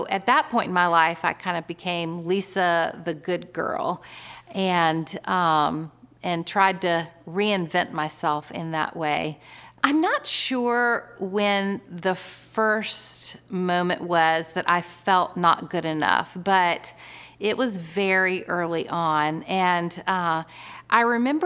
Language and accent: English; Florida, United States; now in North Carolina, United States; Originally, I'm from Florida, which is kind of a funny fact about me because I've lived in North Carolina my whole adult life.